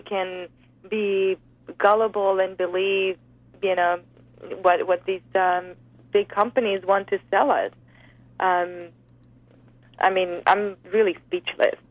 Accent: Spain; moved away; I grew up in Spain on the Mediterranean diet

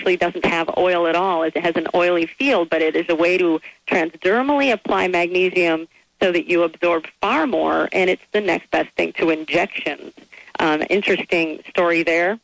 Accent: Midwest, United States; growing up in the Midwest on horrible conventional packaged foods

